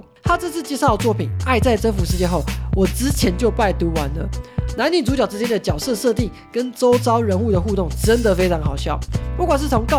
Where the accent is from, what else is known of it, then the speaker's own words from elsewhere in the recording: Hualien County, Taiwan; 花莲人深有同感